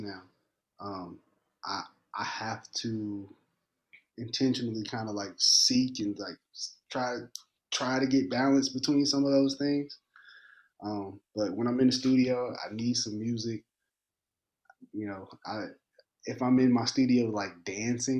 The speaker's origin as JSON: {"language": "English", "region": "Indiana", "country": "United States", "tie": "born or raised there", "moved": "yes", "said": "I grew up in Indiana."}